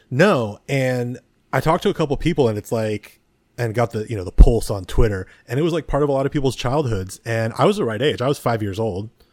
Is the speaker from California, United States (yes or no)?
yes; San Mateo, California, United States; I grew up in, uh, San Mateo near the airport